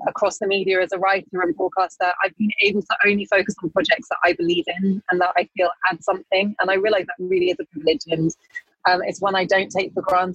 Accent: United Kingdom; When I was growing up in Britain as a mixed race girl, black girl of Ghanaian heritage

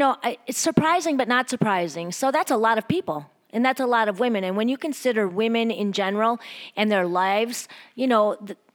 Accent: Wisconsin, United States; moved away; also born or lived in Chicago; my hometown in Wisconsin

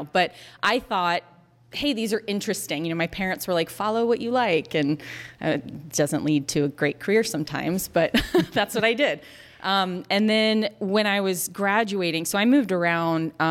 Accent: Florida, United States; I grew up actually not that far from here. I grew up in Florida.

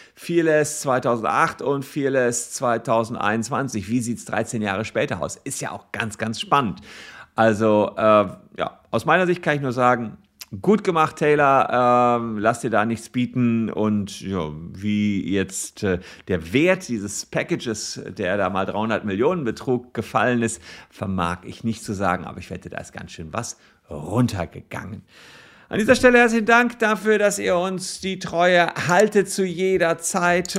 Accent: Germany; bei uns in Deutschland

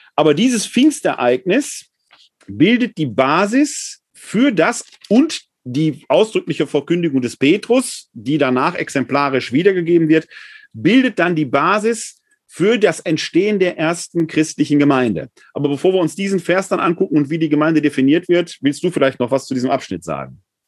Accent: Ruhr area, North Rhine-Westphalia, Germany; ich komme mal halt aus dem Ruhrgebiet

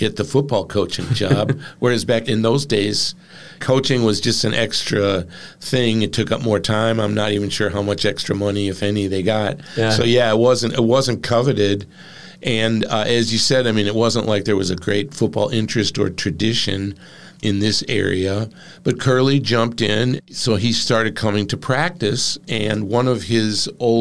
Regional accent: Chicago, Illinois, United States; moved away as an adult; now in Sister Bay, United States; I grew up in Chicago

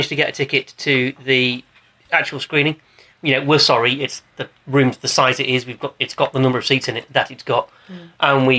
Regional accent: United Kingdom; We're British. It wasn't on the telly here.

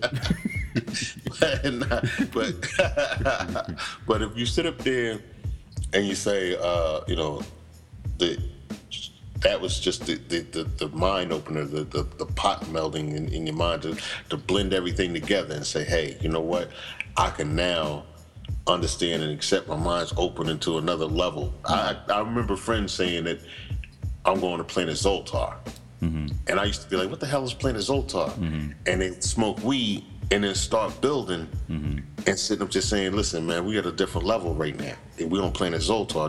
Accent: Morristown, New Jersey, United States; We're from New Jersey

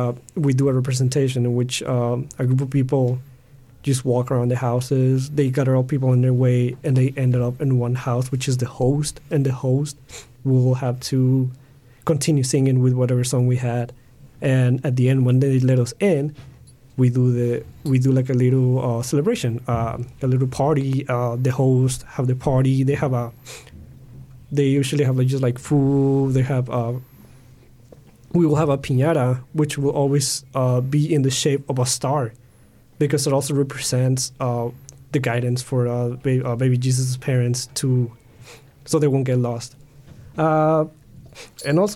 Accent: Mexico; moved away; I grew up in Mexico

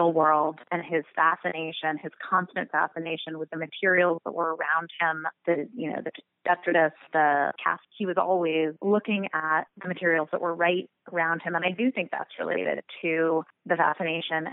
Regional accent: New York City, New York, United States; also born or lived in Los Angeles; I'm from New York.

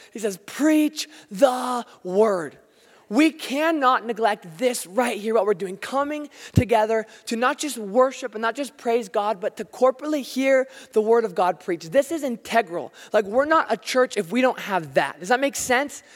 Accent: United States; I'm American

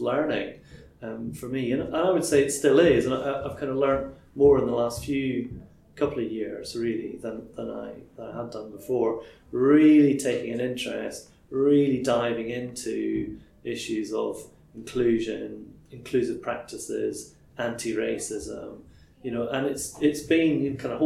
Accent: Crieff, Scotland, United Kingdom; I grew up in a very monocultural environment, a small town in Crieff.

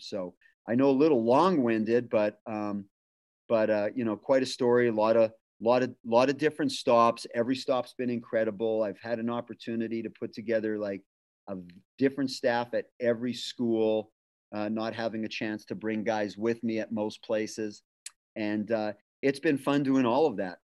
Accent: Winnipeg, Manitoba, Canada; moved away as an adult; also born or lived in Ridgecrest, California / Fontana, California; now in California, United States; I moved back to my hometown uh, of Winnipeg

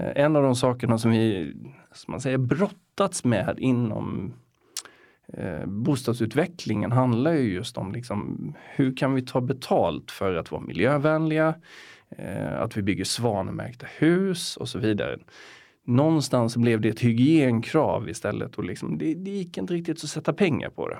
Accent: Getinge, Halland County, Sweden; moved away as an adult; now in Stockholm, Sweden; jag är uppväxt i ett litet samhälle som heter Getinge

